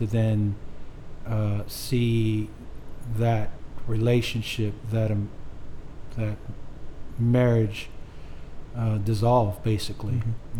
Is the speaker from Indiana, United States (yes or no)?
no; Oceanside, California, United States; Oceanside, California is where we were born and raised, military town